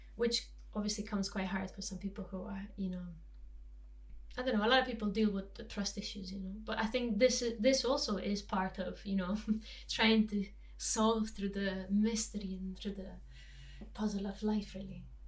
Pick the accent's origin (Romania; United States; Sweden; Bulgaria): Romania; Transylvanian mountains; I grew up in in Transylvanian mountains